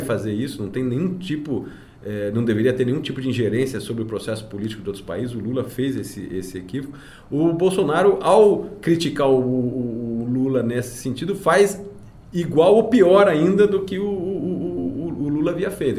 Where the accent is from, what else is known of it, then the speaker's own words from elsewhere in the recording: Brazil; como brasileiro